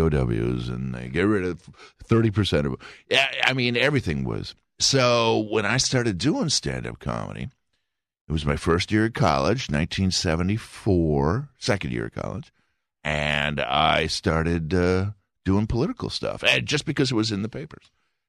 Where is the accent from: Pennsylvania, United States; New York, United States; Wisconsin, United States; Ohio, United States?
Wisconsin, United States; Milwaukee; Actually, Milwaukee's a pretty good place to grow up.